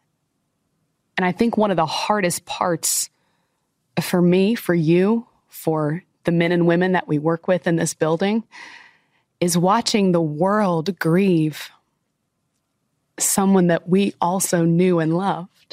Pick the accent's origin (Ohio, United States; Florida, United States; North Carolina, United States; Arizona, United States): Florida, United States; I grew up in Florida